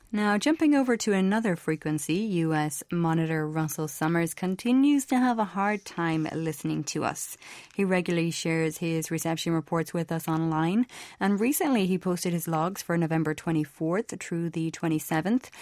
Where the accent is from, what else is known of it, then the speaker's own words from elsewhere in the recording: Ireland; I'm from Ireland.